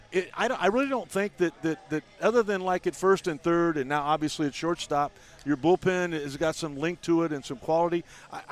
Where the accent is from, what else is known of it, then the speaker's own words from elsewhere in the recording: Kansas City, United States; moved away; go home and play for my hometown team, Kansas City